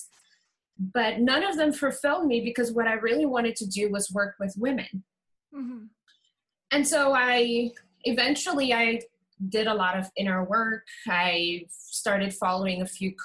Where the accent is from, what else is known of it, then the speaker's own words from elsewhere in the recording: Curaçao; I am from Curacao.